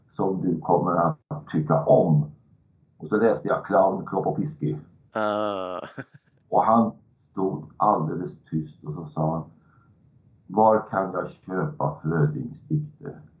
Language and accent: Swedish; Värmland, Sweden; en, en, sak som man hade fått lära sig tidigt som värmlänning